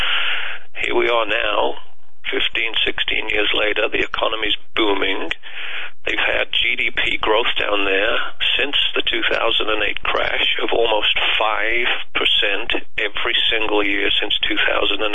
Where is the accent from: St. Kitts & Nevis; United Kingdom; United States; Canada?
United Kingdom; moved away; I was born and raised in the UK